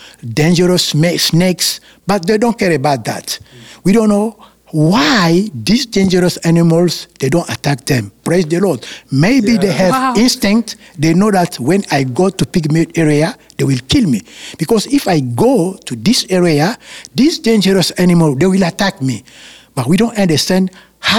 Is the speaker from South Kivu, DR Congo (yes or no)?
no; Kinshasa, DR Congo; moved away; I was born in Kinshasa